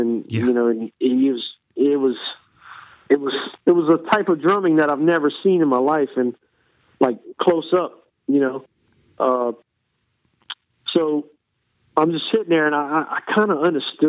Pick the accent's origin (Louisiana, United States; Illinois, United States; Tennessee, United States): Louisiana, United States; Lafayette; now in New Orleans, United States; Oh, I was living in Lafayette. Yeah, I was actually born in Lafayette, Louisiana.